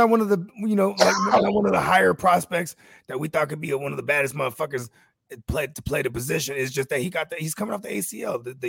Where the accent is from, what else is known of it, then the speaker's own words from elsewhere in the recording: Bay Area, California, United States; Yeah, I'm from the Bay. Bay Area, stand up.